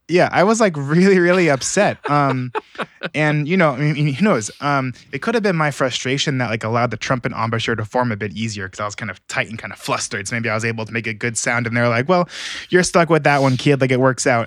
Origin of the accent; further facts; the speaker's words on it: Alpharetta, Georgia, United States; also born or lived in California; I was born and raised here in Georgia, in, um, Alpharetta, Georgia, actually, so it's like forty-five minutes north of Atlanta.